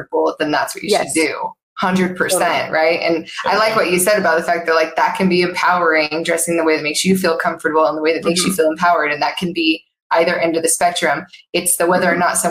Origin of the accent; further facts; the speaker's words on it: Utah, United States; I grew up in Utah and LDS